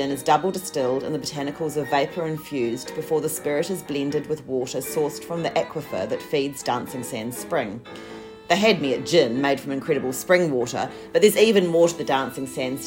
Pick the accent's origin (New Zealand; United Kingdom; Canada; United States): New Zealand; Christchurch, Canterbury; now in Melbourne, Australia; I'm originally from Christchurch